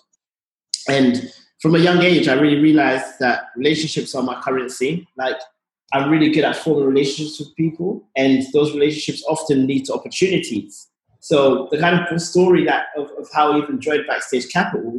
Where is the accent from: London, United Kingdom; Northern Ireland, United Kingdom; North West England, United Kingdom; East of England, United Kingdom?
London, United Kingdom; the community that I grew up in Tottenham